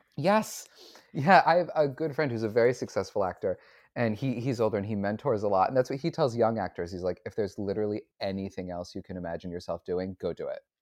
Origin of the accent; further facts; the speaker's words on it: Syracuse, New York, United States; I grew up in Syracuse, New York